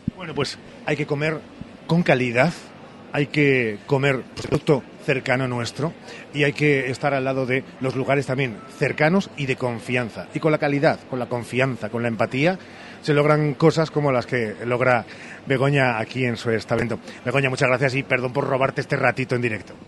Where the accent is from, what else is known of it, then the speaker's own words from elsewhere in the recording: Salamanca, Castile and León, Spain; Yo que soy de Salamanca